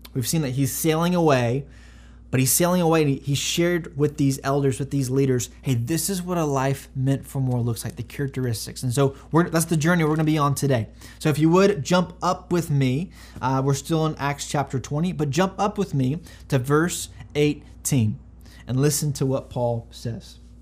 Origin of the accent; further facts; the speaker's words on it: North Carolina, United States; now in San Antonio, United States; I'm from North Carolina originally, and uh, I was homeschooled until high school